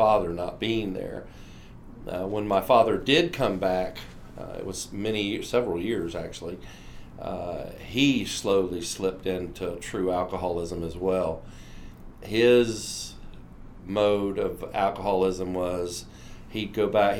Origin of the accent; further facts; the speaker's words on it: Atlantic Beach, Florida, United States; I am from Atlantic Beach, Florida